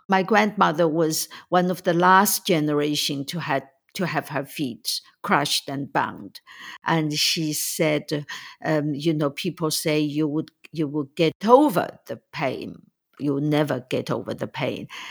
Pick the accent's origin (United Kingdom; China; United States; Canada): China; moved away as an adult; when I was growing up in China in the nineteen fifties, sixties, and seventies